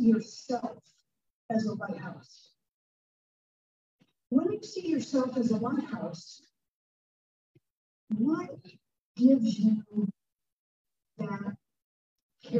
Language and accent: English; Toledo, Ohio, United States; moved away as an adult; now in Tulsa, United States; I'm from Toledo, and I was working for TPS, which is Toledo Public Schools